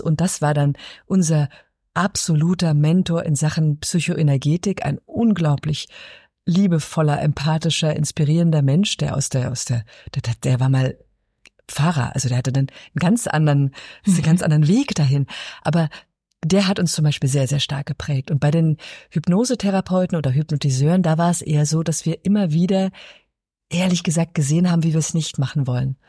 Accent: Berlin, Germany; Ich bin in Ostberlin aufgewachsen

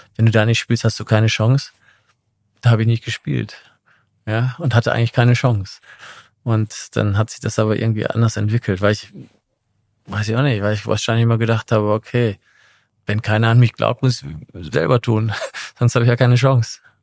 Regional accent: Essen, North Rhine-Westphalia, Germany; moved away as an adult; also born or lived in Milan / London; now in Munich, Germany; ich bin in Essen aufgewachsen, im Ruhrgebiet

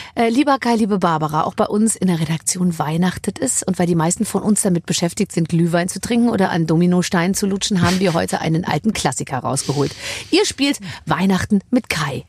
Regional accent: Munich, Bavaria, Germany; Ich komme aus München

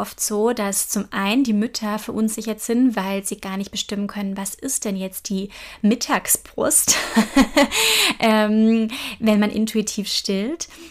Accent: Germany; hier bei uns in Deutschland

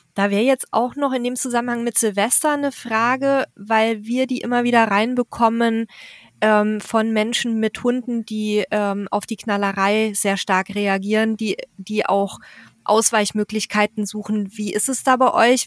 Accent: Bavaria, Germany; ich komme ja aus Bayern

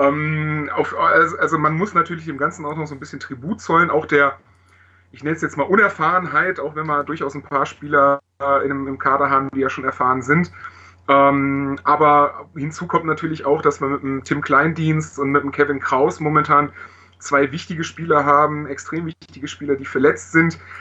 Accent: Augsburg, Bavaria, Germany; also born or lived in Heidenheim; Ursprünglich komme ich aus Augsburg und wohne da.

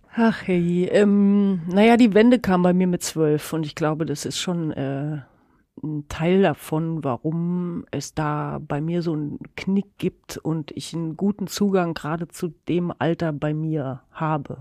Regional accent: Germany; das ist meine Heimat und so, hier bin ich gerne

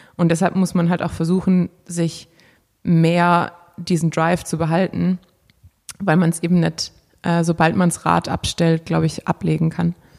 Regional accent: Germany; hier bei uns in Deutschland

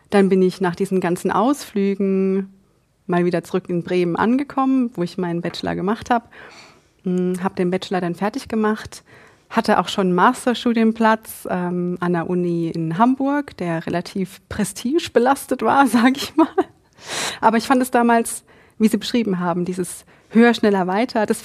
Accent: Egypt; German is a second language; now in Germany; Ich komme aus Ägypten.

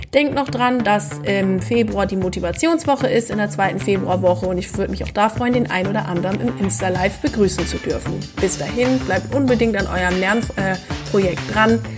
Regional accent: East Frisia, Lower Saxony, Germany; als gebürtige Ostfriesin

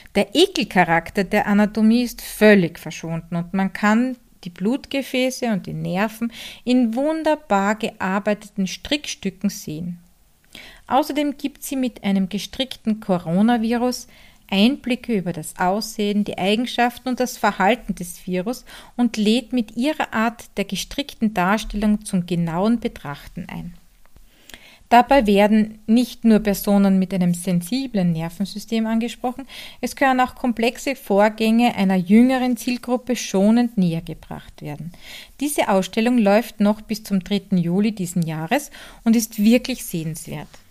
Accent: Hartberg, Styria, Austria; aus meiner Heimat in Hartberg, Graz, in der Grünen Steiermark

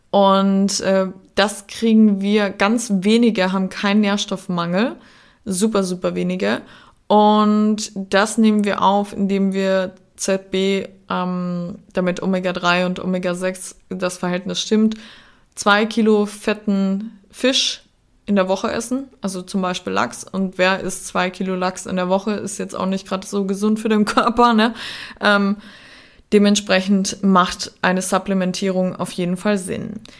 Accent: Klagenfurt, Carinthia, Austria; accent: Austrian; also born or lived in St. Veit; ich bin in dem wunderschönen Österreich, in ähm, Kärnten aufgewachsen, in St. Veit geboren und am Klagenfurter Wörthersee aufgewachsen.

